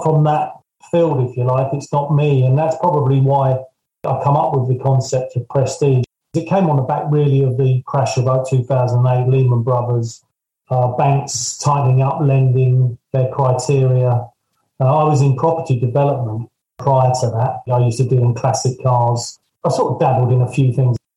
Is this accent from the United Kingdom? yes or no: yes; Surrey, South East England, United Kingdom; I'm from Surrey